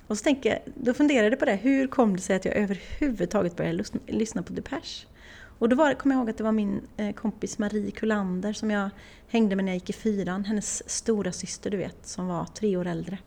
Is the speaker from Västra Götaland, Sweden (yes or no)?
yes; Åmål, Västra Götaland, Sweden; moved away as an adult; ända tills jag flyttade ifrån Åmål